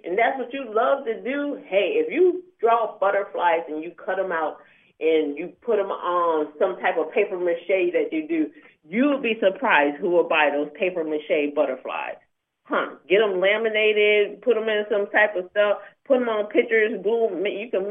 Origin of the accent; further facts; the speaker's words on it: Syracuse, New York, United States; moved away; I'm from Syracuse, New York, originally.